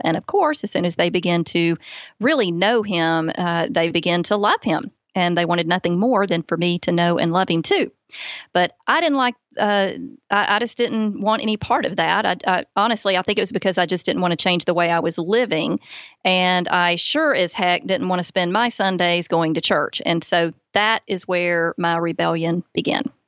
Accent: Alabama, United States; accent: Southern; born and raised in Alabama

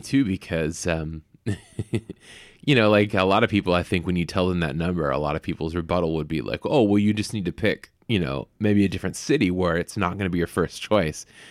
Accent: the Bay Area, California, United States; also born or lived in Los Angeles; I grew up in the Bay

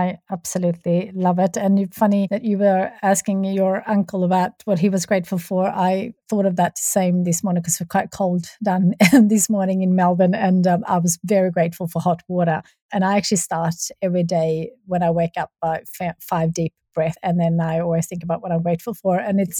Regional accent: Sweden; English is a second language; and I grew up in Sweden in a farm.

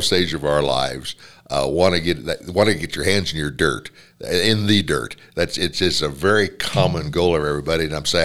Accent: Missouri, United States; now in Wyoming, United States; I'm from Missouri.

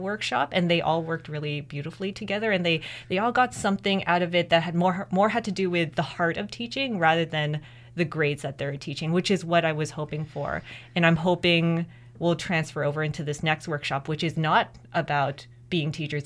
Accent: Mississauga, Ontario, Canada; first language English; now in Kingston, Canada; I'm the first person in my immediate family who was born in Canada

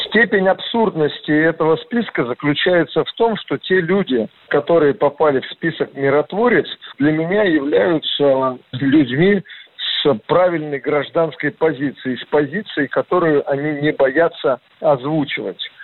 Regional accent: Yalta, Crimea, Ukraine; now in Russia; В своё время я родился в Ялте

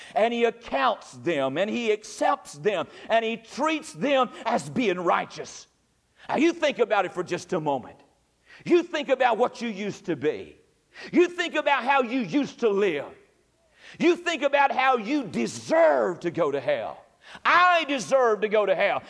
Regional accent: North Carolina, United States; I'm from North Carolina

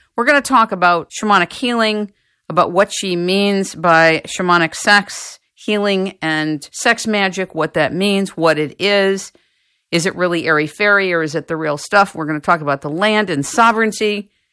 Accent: United States; I'm from America

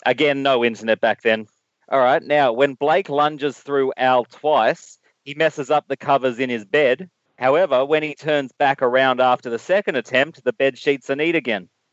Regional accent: Australia; As an Australian

